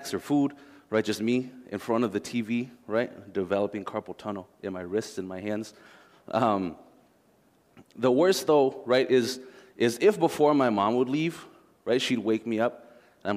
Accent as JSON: {"language": "English", "town": "Minneapolis–Saint Paul", "region": "Minnesota", "country": "United States", "tie": "born or raised there", "said": "I grew up here in the Twin Cities"}